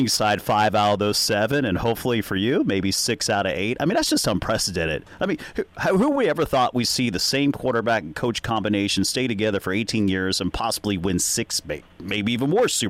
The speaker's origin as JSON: {"language": "English", "town": "Cincinnati", "region": "Ohio", "country": "United States", "said": "I'm from Cincinnati, and the only thing that's going good in Cincinnati is our basketball programs."}